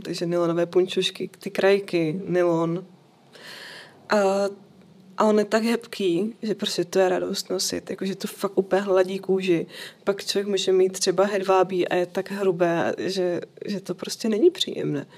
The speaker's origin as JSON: {"language": "Czech", "region": "Bohemia", "country": "Czechia", "said": "u nás v Čechách"}